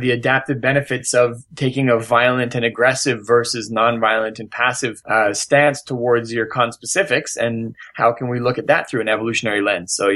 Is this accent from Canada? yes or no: yes; Vancouver, British Columbia, Canada; now in New York, United States; I'm from Vancouver, British Columbia, Canada